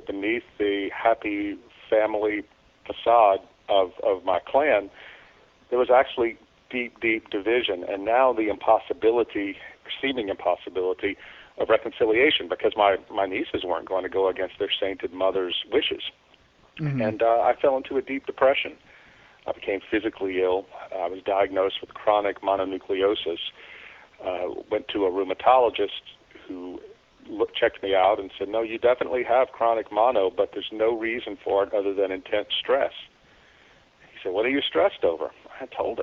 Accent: South Louisiana, United States; moved away as an adult; my hometown in South Louisiana

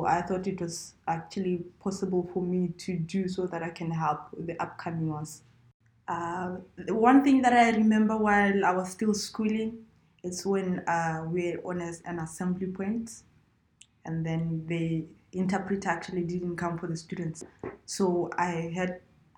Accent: Sepopa, North-West District, Botswana; So I was raised in a village. Sepopa, it's in the northwest part of Botswana.

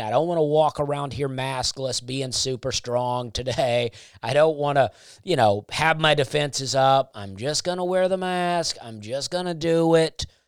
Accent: United States; I am an American

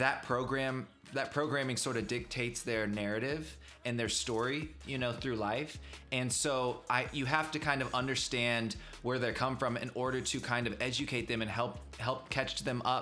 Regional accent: Chattanooga, Tennessee, United States; I grew up in Chattanooga, Tennessee. It's very Southern.

